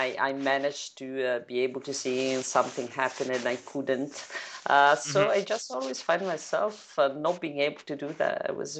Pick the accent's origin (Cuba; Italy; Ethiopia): Italy; And it would have to be in Italy, in my hometown.